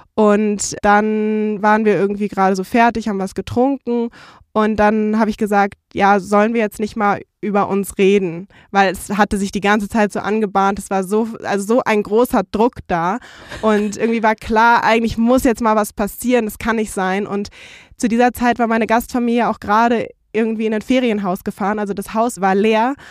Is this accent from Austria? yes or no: no; Frankfurt am Main, Hesse, Germany; moved away as an adult; ich komme so aus Frankfurt am Main mit der Skyline und bin da aufgewachsen